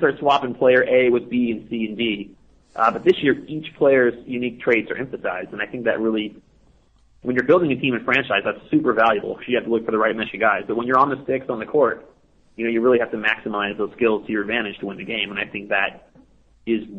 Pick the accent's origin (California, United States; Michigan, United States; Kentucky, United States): California, United States; Los Angeles; I was born and raised in Los Angeles